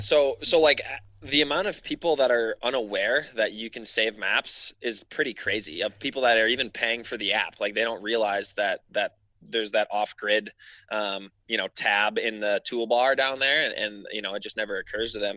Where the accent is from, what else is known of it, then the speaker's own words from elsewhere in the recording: Wisconsin, United States; moved away; also born or lived in Alaska; I grew up in Wisconsin